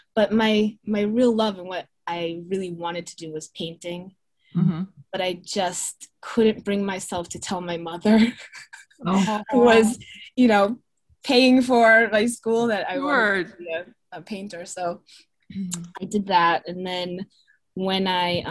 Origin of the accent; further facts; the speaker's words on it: Marshfield, Massachusetts, United States; I grew up in Marshfield, mm-hmm. South Shore of Massachusetts